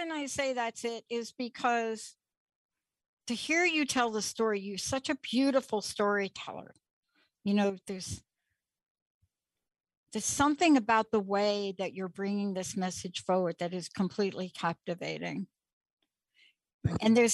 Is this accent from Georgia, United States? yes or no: no; New York City, New York, United States; I'm from the Bronx